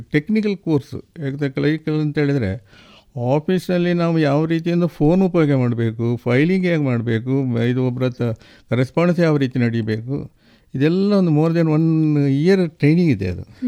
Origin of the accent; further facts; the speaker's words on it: Puttur, Karnataka, India; ನಂದು ಹುಟ್ಟೂರು ಇದೇ ಪುತ್ತೂರು ತಾಲೂಕಿನ ಮುಂಡೂರು ಗ್ರಾಮ ನಾಡಾಜಿ ತರವಾಡ